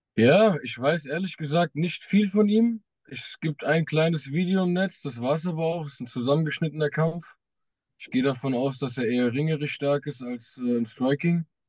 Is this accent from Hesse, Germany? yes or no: yes; Wiesbaden, Hesse, Germany; ich komme aus Wiesbaden, ich trainiere auch in Wiesbaden im Streibgym